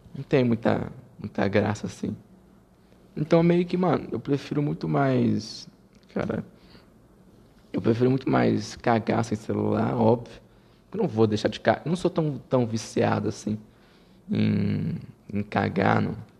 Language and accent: Portuguese; Rio de Janeiro, Brazil; eu sou carioca